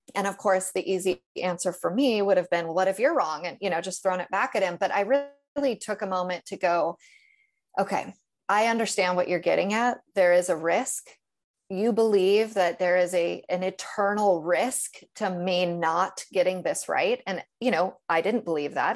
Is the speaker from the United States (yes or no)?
yes; Northern California, United States; now in Tennessee, United States; I grew up in Northern California, which is a, it's an easy place